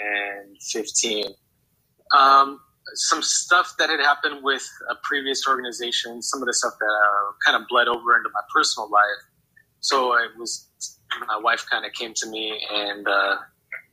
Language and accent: English; Yuma, Arizona, United States; also born or lived in Phoenix Valley area, Arizona; I had been born and raised in Yuma, Arizona